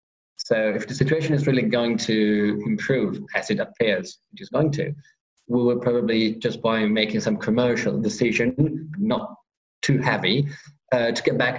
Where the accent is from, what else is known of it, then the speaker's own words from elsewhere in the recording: Piedmont, Italy; specifically we are from the Monferrato part of it. The name of this area is Alto Monferrato, is because we are on those hills, in that part of hills, slowly going towards the mountains, dividing us from Liguria and then the seaside.